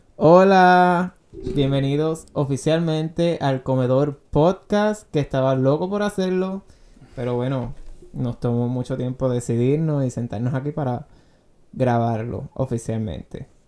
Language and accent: Spanish; Guayama, Puerto Rico; moved away as an adult; now in United States; Soy de Puerto Rico, de Guayama, Puerto Rico. Nací y criado allá hasta los 18 años que me mudé a los Estados Unidos